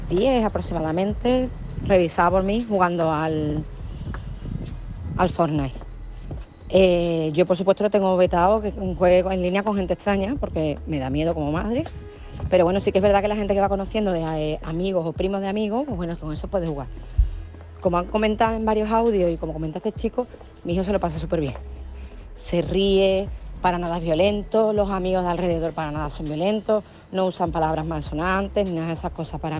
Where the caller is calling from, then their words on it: Seville, Andalusia, Spain; de Sevilla. Tengo un niño de 12 años